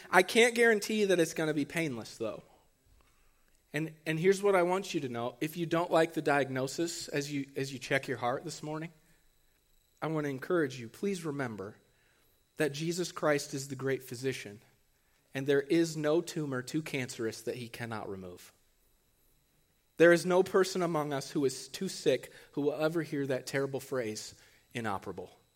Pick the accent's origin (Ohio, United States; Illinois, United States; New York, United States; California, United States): Ohio, United States; Archbold; I'm from Archibald